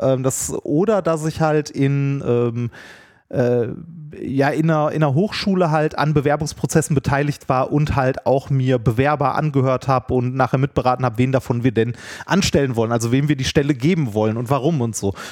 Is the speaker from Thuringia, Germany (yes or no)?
no; Essen, North Rhine-Westphalia, Germany; ich bin halt Essener, und ich werde das auch für mein Leben lang bleiben und liebe diese Stadt